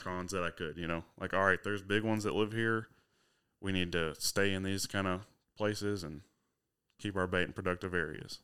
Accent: Huntsville, Arkansas, United States; I'm from Huntsville, Arkansas, so it's only about forty-five minutes to Fayetteville

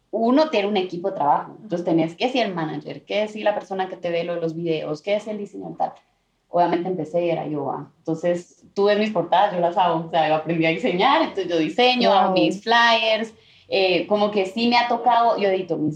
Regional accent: Colombia; now in Los Angeles, United States; me acordé ese feeling de cuando me vine también de Colombia a Los Ángeles y empecé

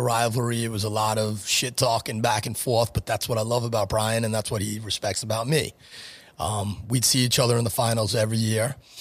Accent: Franklin Square, New York, United States; also born or lived in New Hyde Park; I grew up in the Franklin Square School District. I went to Cary High School till the end of tenth grade, transferred to New Eye Park, graduated New Eye Park High School. Uh, wound up going to Hofstra, so I was always a Long Island guy.

